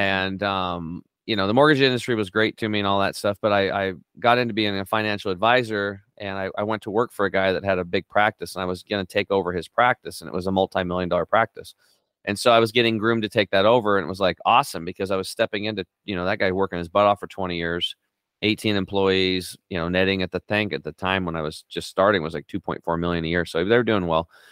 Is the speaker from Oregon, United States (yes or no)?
yes; Northeastern Oregon, United States; I grew up on Eastern Oregon, uh, Northeastern Oregon on a s, a small cattle and hay farm